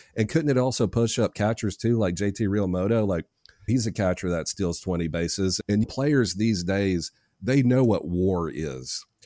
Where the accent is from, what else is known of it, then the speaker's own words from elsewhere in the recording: Nashville, Tennessee, United States; I'm from Nashville.